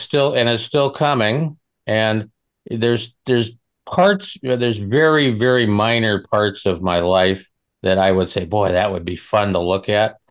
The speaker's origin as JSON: {"language": "English", "region": "Western Nebraska", "country": "United States", "moved": "yes", "said": "I'm from Nebraska, Western Nebraska."}